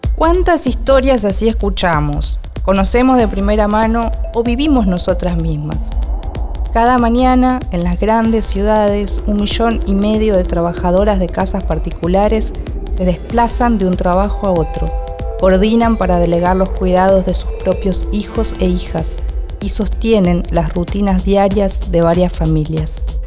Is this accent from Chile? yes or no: no; Argentina; soy argentina y escritora